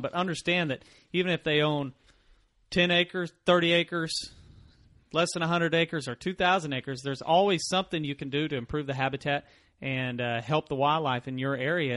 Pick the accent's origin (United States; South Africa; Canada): United States; Mansfield, Missouri; I grew up in Mansfield, Missouri, Home of Laura Ingalls Wilder